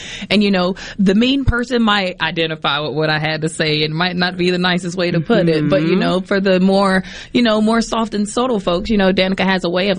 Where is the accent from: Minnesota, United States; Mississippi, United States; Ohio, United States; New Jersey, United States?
Mississippi, United States; Poplarville; moved away; also born or lived in New Orleans, Louisiana; we grew up in Poplarville, Mississippi